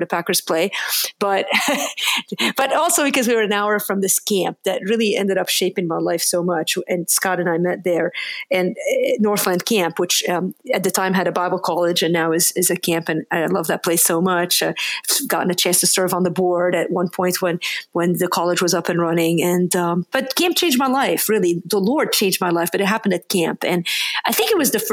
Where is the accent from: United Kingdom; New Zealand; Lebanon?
Lebanon; now in United States; I'm from another country. That's a bit of an unusual name. And so I grew up in Lebanon.